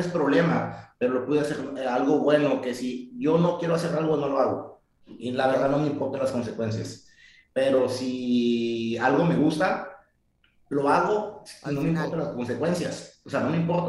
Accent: Tijuana, Baja California, Mexico; born or raised there; also born or lived in San Diego

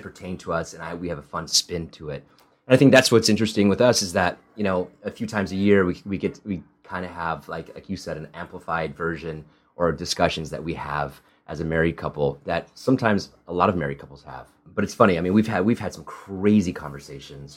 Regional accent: Midwest, United States; first language Italian; English is a second language; also born or lived in Spain / Italy; I grew up in the Midwest

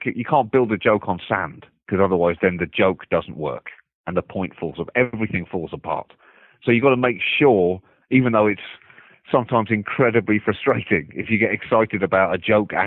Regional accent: United Kingdom; moved away as an adult; now in United States; me as a British person

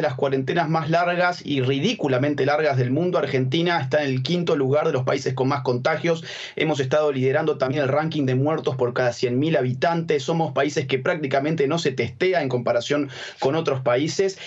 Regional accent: Venezuela; moved away as an adult; now in Madrid, Spain; Yo soy venezolano, yo no soy boliviano

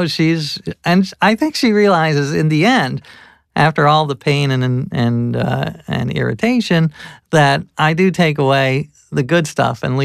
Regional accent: the North, Northern United States, United States; as a Northerner

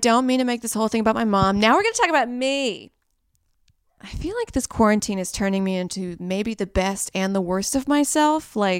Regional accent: Saudi Arabia; born there; I was born in Saudi Arabia, so I was around camels, you know.

